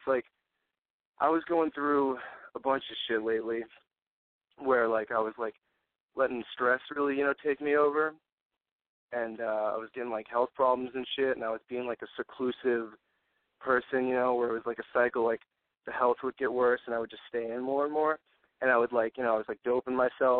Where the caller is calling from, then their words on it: Massachusetts, United States; 26, from Mass.